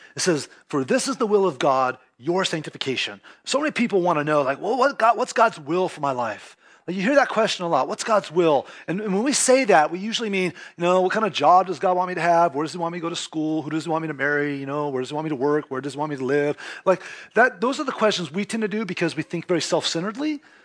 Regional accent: California, United States; first language English; like most Californians, I was raised with a lot of Spanish around me.

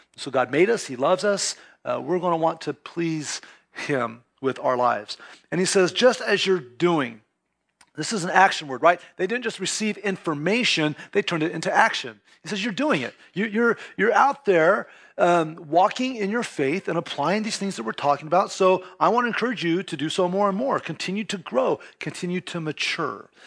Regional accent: California, United States; first language English; like most Californians, I was raised with a lot of Spanish around me.

